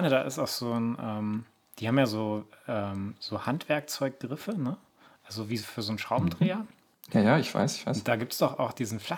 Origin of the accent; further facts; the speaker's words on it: Lower Saxony, Germany; Ja, moin. Äh … Ich komme aus Niedersachsen.